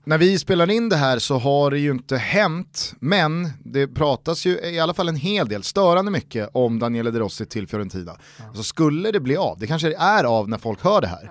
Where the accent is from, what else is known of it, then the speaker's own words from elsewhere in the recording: Stockholm, Stockholm County, Sweden; jag är inte från Spånga, jag är från Vällingby